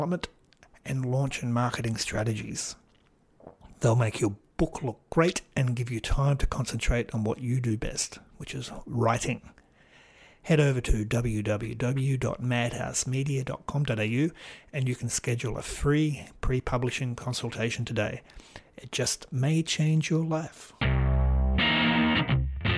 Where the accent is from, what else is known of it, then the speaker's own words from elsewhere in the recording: Australia; also born or lived in Port Macquarie, New South Wales; It's doubly weird being Australian. I live in the state of New South Wales